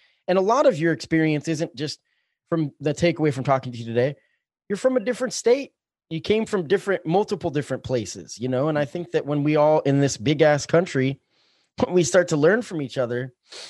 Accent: Springfield, United States; I'm excited to see what happens in the future of Springfield. I love this town very much. It's my hometown.

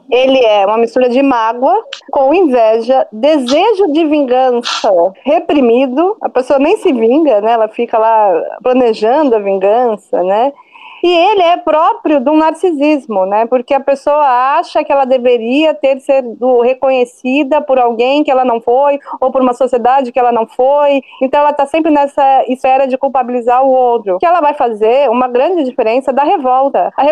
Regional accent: Brazil; born there; Só que eu mesmo não sei o que é Hanukkah, porque eu nasci no Brasil, entendeu?

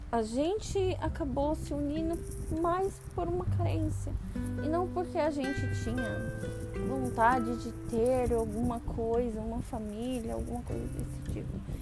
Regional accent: São Paulo, Brazil; moved away as an adult; now in Japan; eu nunca saí de São Paulo

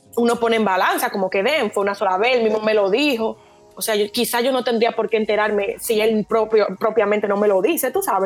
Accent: Dominican Republic; moved away as an adult; now in Barcelona, Spain; yo soy dominicana, estoy ahora mismo estudiando en Barcelona

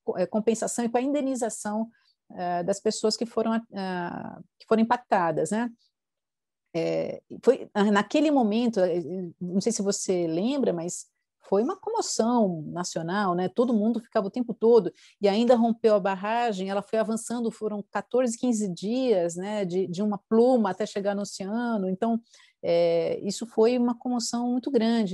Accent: Brazil; como brasileiros

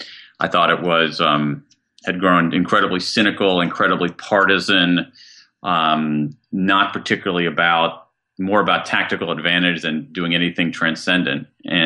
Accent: Columbus, Ohio, United States; I grew up in Central Ohio, Columbus, Ohio.

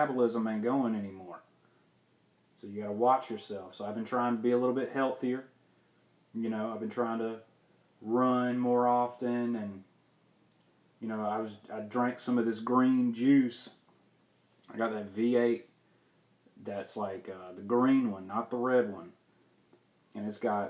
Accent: the South, United States; I'm from the South

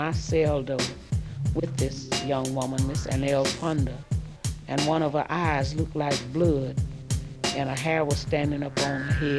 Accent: United States; I told him I was from Louisville.

